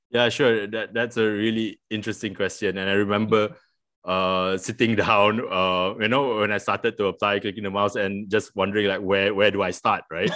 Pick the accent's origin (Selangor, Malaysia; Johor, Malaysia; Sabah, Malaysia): Selangor, Malaysia; Petaling Jaya; also born or lived in Queensland, Australia; I I grew up in Petaling Jaya.